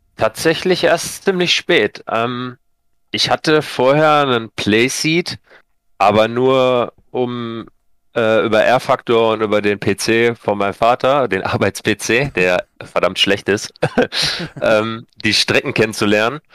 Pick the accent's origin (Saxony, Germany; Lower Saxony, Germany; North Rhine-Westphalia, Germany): North Rhine-Westphalia, Germany; Sauerland; komme aus dem schönen Sauerland